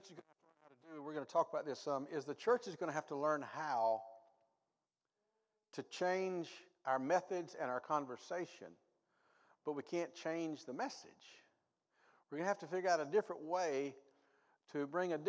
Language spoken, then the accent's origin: English; the South, United States; I grew up in the South. Good old Southern people. We ate Southern food.